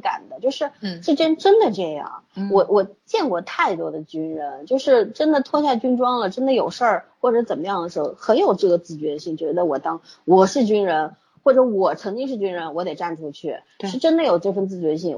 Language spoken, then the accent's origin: Chinese; China; 作为中国人 真的也不要太羡慕别人，也不要太怨恨自己生长的这块土地